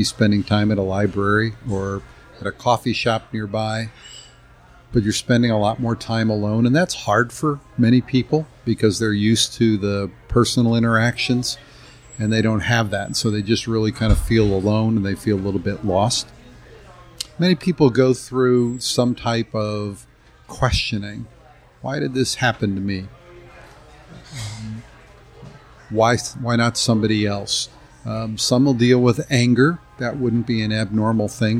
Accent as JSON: {"language": "English", "town": "Kirkwood", "region": "Missouri", "country": "United States", "tie": "born or raised there", "said": "Grew up here in the St. Louis area, in the area of Kirkwood, Missouri"}